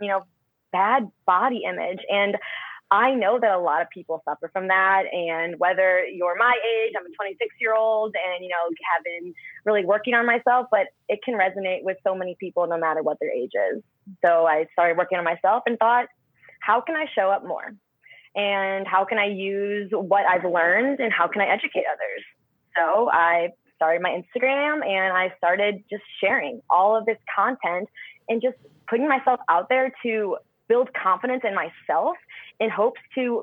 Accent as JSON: {"language": "English", "town": "Fenton", "region": "Missouri", "country": "United States", "tie": "born or raised there", "moved": "yes", "lives_now": "California, United States", "said": "I born and raised there. And I say St. Louis, but I'm like 30 minutes south of St. Louis. Fenton, Missouri is my hometown"}